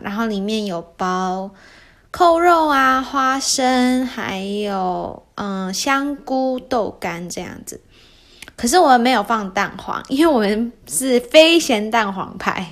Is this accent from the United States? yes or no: yes; United States; first language Mandarin Chinese; also born or lived in Taiwan; 我到四五岁的时候呢，才来到美国嘛